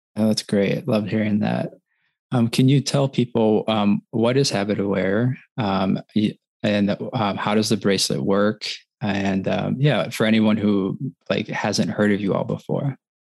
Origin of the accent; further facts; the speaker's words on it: Wisconsin, United States; now in Michigan, United States; I grew up in Wisconsin. I live in Michigan